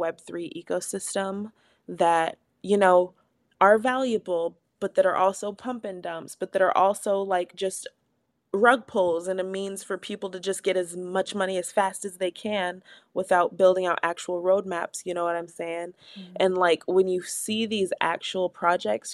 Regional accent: Everett, Washington, United States; I'm from Everett

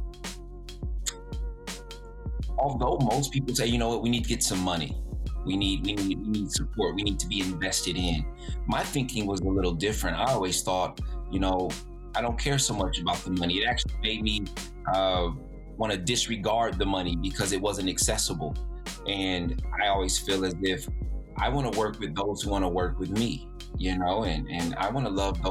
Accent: Fort Wayne, Indiana, United States; growing up in the community, Fort Wayne community in the Southeast, and specifically the Wiser Park Youth Center, all the programs that I was

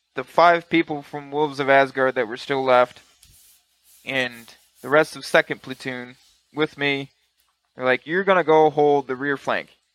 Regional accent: Michigan, United States; I'm from Michigan

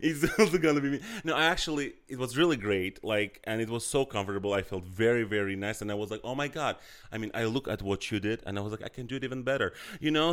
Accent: Azerbaijan; that's what I grew up with in Azerbaijan

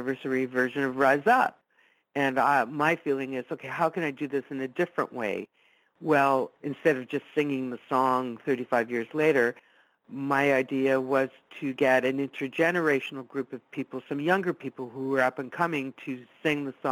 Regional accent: Italy; first language Italian; English is a second language; I was born and raised Italian. It was my first language.

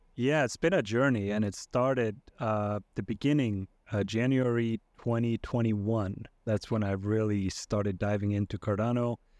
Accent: Iceland; now in United States; I'm originally from Iceland. I live, uh, in the U S now with, uh, with my family.

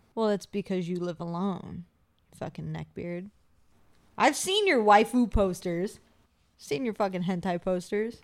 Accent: Appalachia, United States; I'm from the Appalachia

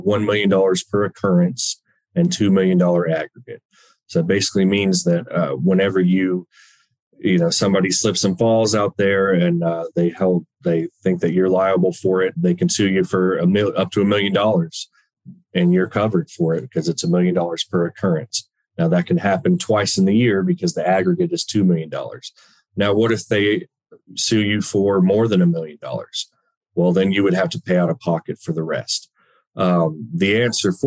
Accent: Dallas-Fort Worth area, Texas, United States; I'm from the Dallas-Fort Worth area, born and raised

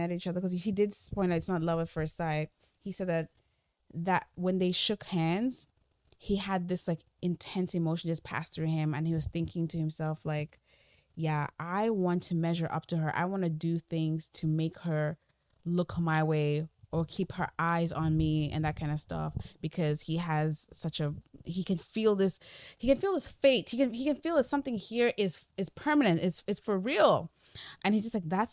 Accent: the East, South East, Nigeria; I'm from the East

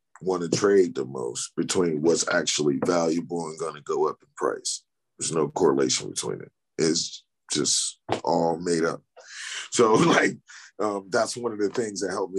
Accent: United States; Because we're American

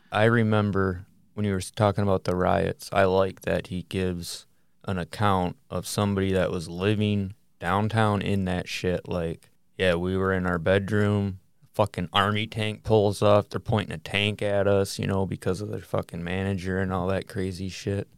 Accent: Michigan, United States; we're from Michigan

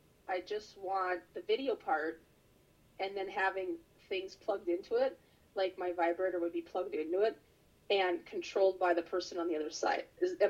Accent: Minnesota, United States; born or raised there

